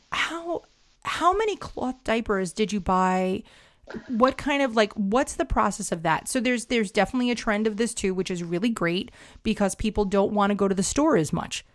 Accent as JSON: {"language": "English", "town": "New York City", "region": "New York", "country": "United States", "said": "as a New Yorker"}